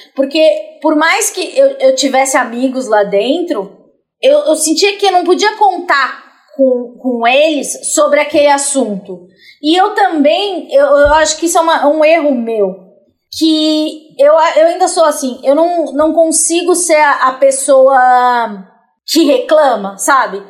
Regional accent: São Paulo, Brazil; sou da periferia de São Paulo

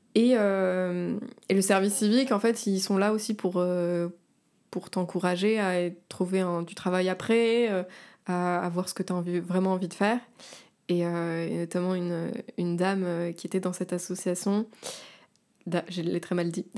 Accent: Var, Provence-Alpes-Côte d'Azur, France; moved away as an adult; now in Paris, France; je viens de la Côte d'Azur, du Var

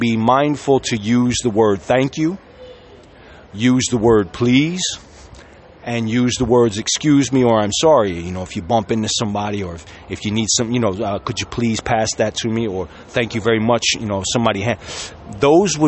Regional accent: Sicily, Italy; I was from Sicily

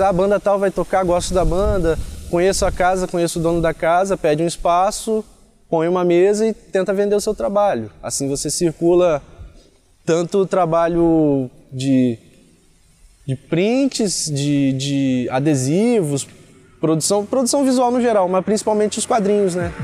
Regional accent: Cachoeiro de Itapemirim, Espírito Santo, Brazil; moved away as an adult; now in Campos dos Goytacazes, Brazil; eu comecei em Cachoeiro de Itapimirim, Espírito Santo, que é a minha cidade natal

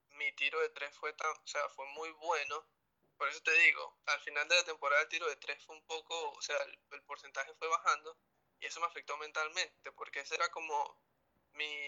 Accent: Venezuela; moved away; porque cuando yo me fui de Venezuela, tuve que decir adiós a mis amigos. Yo fui el que me fui.

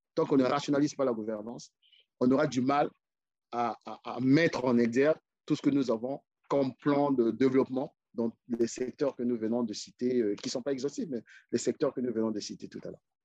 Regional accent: Brazzaville, Republic of the Congo; moved away as an adult; also born or lived in Pointe-Noire / Likouala; now in Paris, France; moi, je suis né à Pointe-Noire, grandi à Brazzaville.

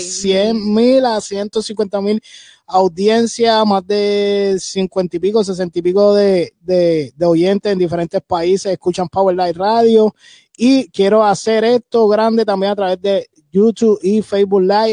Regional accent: Puerto Rico; aquí los tres que estamos en el panel, dos, tres somos de PR

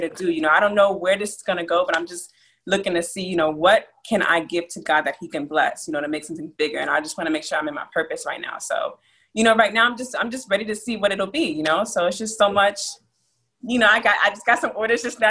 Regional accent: Abilene, Texas, United States; also born or lived in New Jersey; I was born in a small town called Abilene, Texas. And I lived between Texas and New Jersey growing up, so you know I associate myself with both states

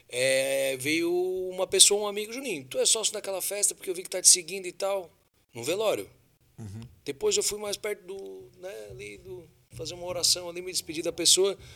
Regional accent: Siderópolis, Santa Catarina, Brazil; é a minha raiz, né? Eu nasci em Siderópolis

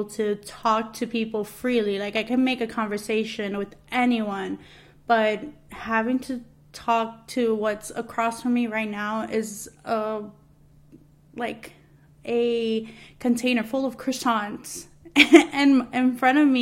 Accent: New York City, New York, United States; moved away as an adult; now in New Jersey, United States; I am a Latina that was born and raised in Queens, New York. I am now living in New Jersey

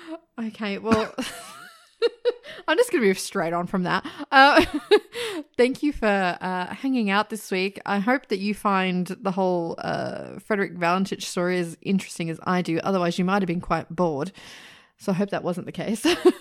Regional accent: Sydney, New South Wales, Australia; Well, yeah, we're both from Sydney, so we know a lot of people that live there still.

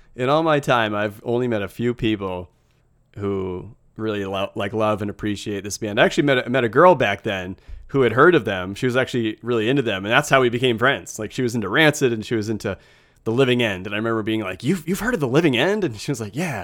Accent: United States; As an American

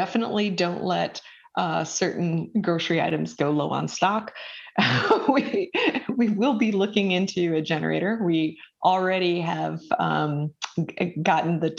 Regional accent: Minnesota, United States; now in Georgetown, United States; I grew up with in Minnesota

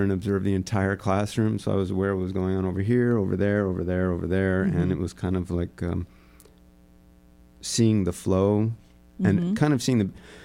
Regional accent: Texas, United States; growing up in Texas, I was surrounded by boys that liked taking things apart

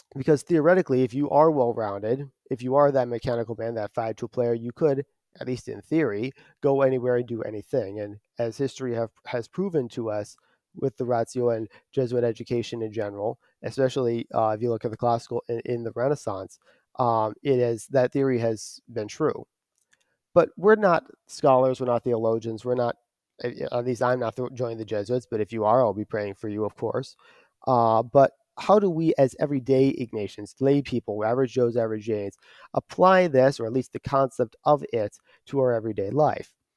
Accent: Detroit, Michigan, United States; at least here stateside, I'm from the Archdiocese of Detroit.

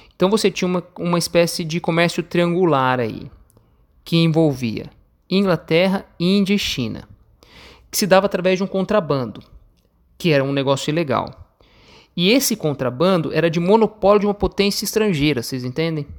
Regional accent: Brazil; nós brasileiros também somos americanos

